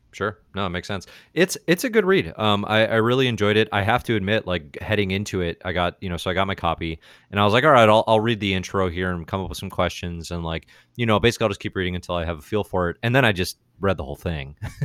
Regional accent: Chicago, Illinois, United States; I'm from Chicago

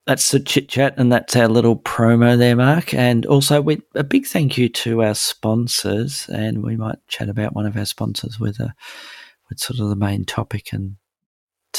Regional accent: Melbourne, Victoria, Australia; my hometown of Melbourne

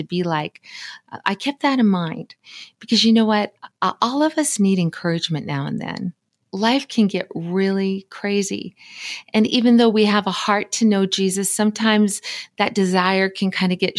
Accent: Montana, United States; from Montana. I was born and raised here.

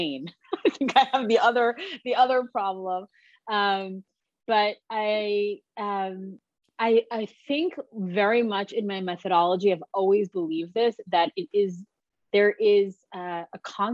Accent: Long Island, New York, United States; I grew up in Long Island

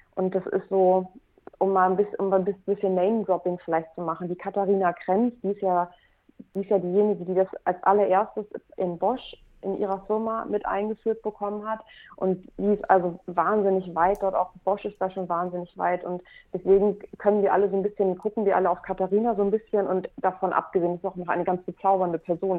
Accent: Hamburg, Germany; also born or lived in Mexico; Ich bin eine Hamburgerin, die seit vielen Jahren mit dem Herzen auch in Hamburg lebt

